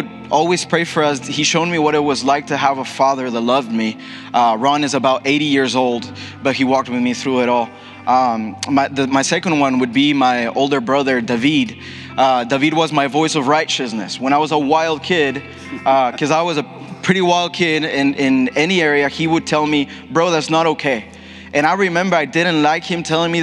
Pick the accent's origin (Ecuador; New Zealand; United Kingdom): Ecuador; accent: Ecuadorian; English is a second language; moved away; I'm fully Ecuadorian, and you can hear it in my accent for sure